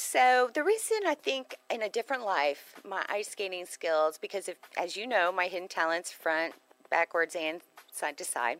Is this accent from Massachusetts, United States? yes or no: no; Texas, United States; growing up in Texas